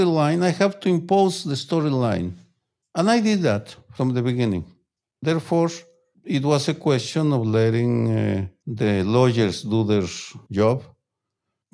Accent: Guadalajara, Jalisco, Mexico; moved away; I grew up in violence, in political violence, in my hometown of Guadalajara, and I had to leave my hometown because I received death threats

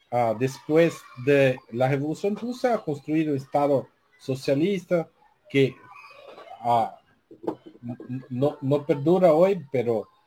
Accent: Brazil; Spanish is a second language

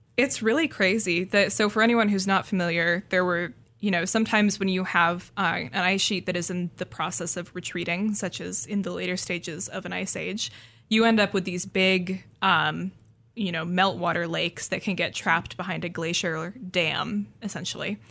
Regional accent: Seattle, Washington, United States; I grew up in the Seattle area

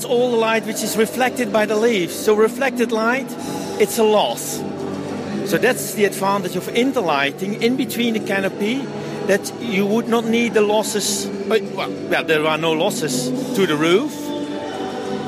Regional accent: Netherlands; I'm coming from the Netherlands

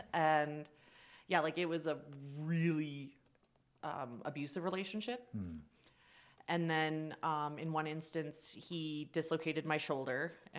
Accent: Ottawa, Ontario, Canada; so I'm from Ottawa.

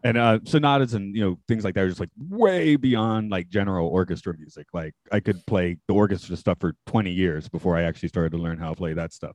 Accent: Atlanta, Georgia, United States; my hometown's Atlanta.

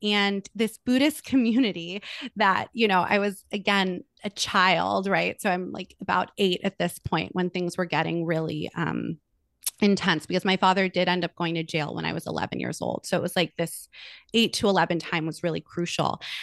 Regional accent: Los Angeles, California, United States; I am born and raised in Los Angeles, California. I'm still here

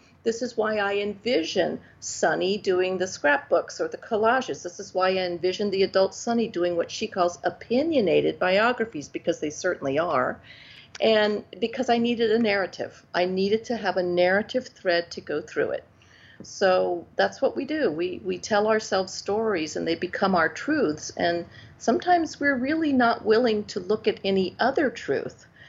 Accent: Mississippi, United States; the voices I had heard growing up in Mississippi

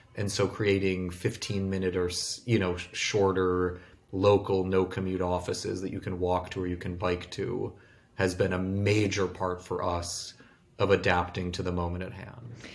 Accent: Bloomfield Hills, Michigan, United States; I grew up in Michigan in a suburb called Bloomfield Hills where there was no downtown.

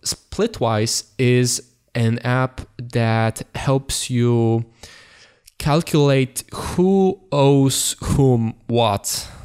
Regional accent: Poland; English is a second language; Okay, so we are going from Poland through Germany. It was a road trip to Netherlands

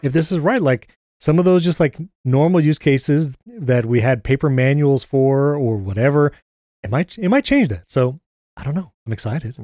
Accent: New York, United States; now in Brandon, Florida, United States; I grew up in New York

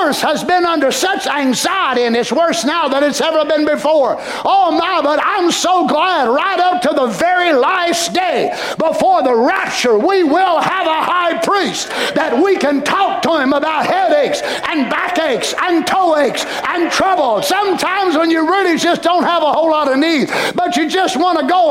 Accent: Carter County, Tennessee, United States; us Carter Countyans

